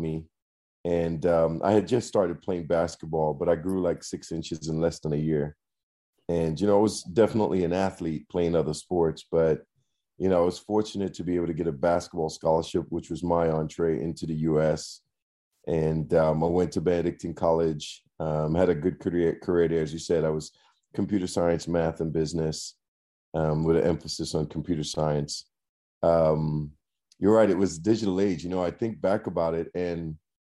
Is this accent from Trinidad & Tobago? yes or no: yes; Trinidad & Tobago; moved away as an adult; now in United States; I'm originally from Trinidad and Tobago